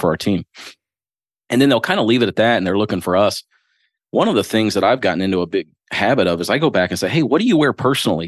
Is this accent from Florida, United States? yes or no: no; Springfield, Ohio, United States; moved away as an adult; also born or lived in Louisville, Kentucky; now in Crestwood, United States; I was born and raised in Springfield, Ohio.